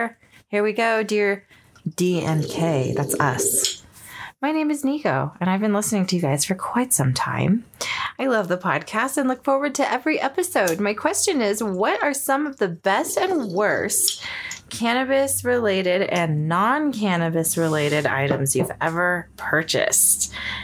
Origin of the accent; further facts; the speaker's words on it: California, United States; moved away; I'm actually from California